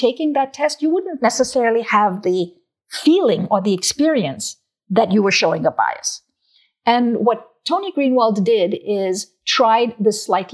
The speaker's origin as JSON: {"language": "English", "region": "South India", "country": "India", "tie": "born or raised there", "moved": "yes", "said": "I was born and raised in South India"}